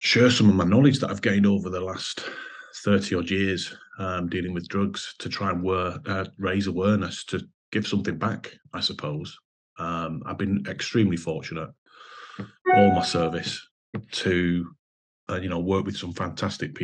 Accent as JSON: {"language": "English", "area": "Lancashire, Merseyside, Greater Manchester and Cheshire", "region": "North West England", "country": "United Kingdom", "said": "I come from Lancashire, Merseyside, Greater Manchester and Cheshire all combined"}